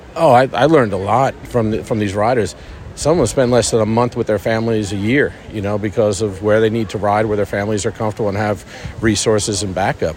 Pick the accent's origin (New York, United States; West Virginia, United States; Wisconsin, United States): New York, United States; Garden City; moved away as an adult; now in Lexington, United States; I grew up in Garden City, next town over from the Belmont